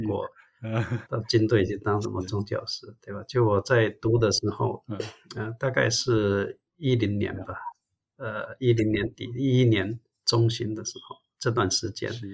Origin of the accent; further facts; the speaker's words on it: Zhangzhou, Fujian, China; moved away as an adult; also born or lived in Shantou, Guangdong, China; now in United States; 我的家乡漳州是接近潮州的，跟汕头，澄海，所以，呃，实际上我也讲潮州话。那当然后来，呃，我们家也在汕头那边住